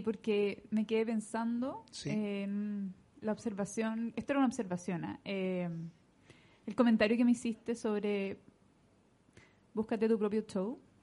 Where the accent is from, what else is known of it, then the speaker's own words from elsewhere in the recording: Santiago, Santiago Metropolitan Region, Chile; De aquí de Santiago